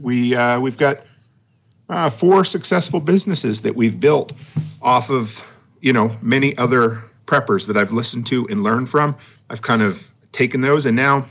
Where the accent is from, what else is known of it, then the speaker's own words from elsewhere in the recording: Nova Scotia, Canada; I grew up on the East Coast, Nova Scotia